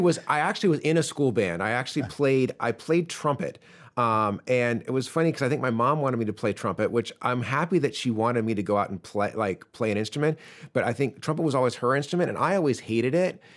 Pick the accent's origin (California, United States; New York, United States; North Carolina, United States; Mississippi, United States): North Carolina, United States; Chapel Hill; moved away; also born or lived in Ireland; I grew up in Chapel Hill, which is where U N C is